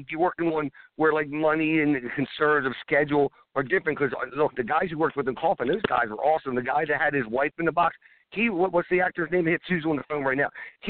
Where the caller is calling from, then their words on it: Baltimore, Maryland, United States; I'm calling from Baltimore, Maryland.